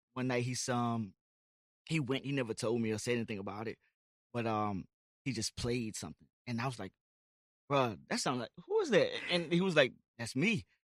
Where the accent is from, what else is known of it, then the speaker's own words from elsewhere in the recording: Amelia, Virginia, United States; I'm from Amelia, Virginia